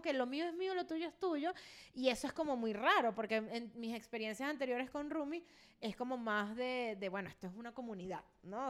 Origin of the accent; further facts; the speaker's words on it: Venezuela; moved away as an adult; en el DEPA donde yo vivía en Venezuela antes de emigrar, yo duré tres años y medio viviendo ahí y me vine, me fui de Venezuela